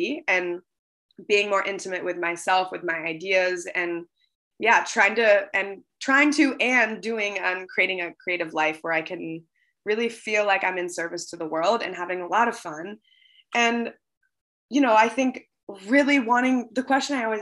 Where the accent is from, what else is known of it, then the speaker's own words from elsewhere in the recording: Seattle, Washington, United States; moved away; I grew up on the West Coast in Seattle